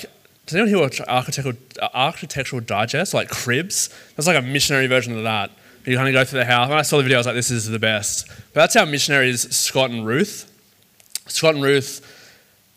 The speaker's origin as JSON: {"language": "English", "town": "Sydney", "region": "New South Wales", "country": "Australia", "tie": "born or raised there", "said": "I grew up in the south of Sydney. It's called the Shire. I grew up in the Shire"}